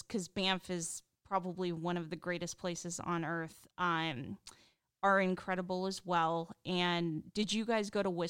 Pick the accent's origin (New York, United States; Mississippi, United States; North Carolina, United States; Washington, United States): Washington, United States; Seattle; from Seattle, so like I grew